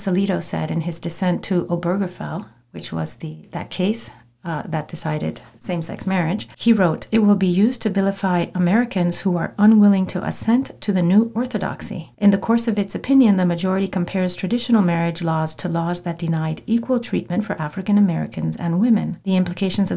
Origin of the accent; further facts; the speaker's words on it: Mexico; moved away; I grew up in Mexico